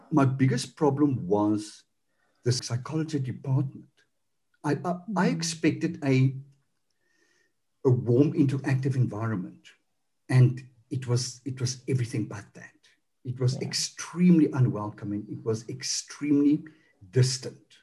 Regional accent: South Africa; accent: Afrikaans; now in Cape Town, South Africa; I'm Afrikaans.

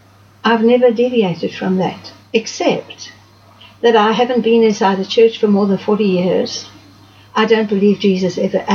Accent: Zimbabwe; moved away as an adult; now in Cape Town, South Africa; I was born in Zimbabwe. Okay. At the time. But I left there when I was 19, which was in 1966.

